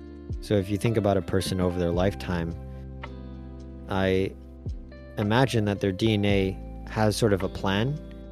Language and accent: English; Taiwan; You'd never guess that I grew up in Taiwan.